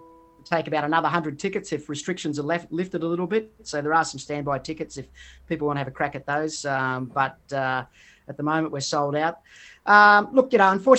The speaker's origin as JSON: {"language": "English", "region": "Queensland", "country": "Australia", "said": "I'm from Queensland"}